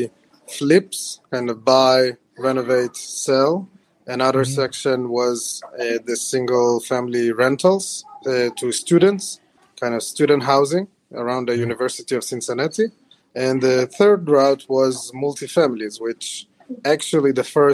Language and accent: English; Israel; moved away as an adult; also born or lived in Ukraine; now in United States; I was born in Ukraine, and I moved to Israel when I was 6 years old in 1995. And I then relocated to the States at the beginning of 2018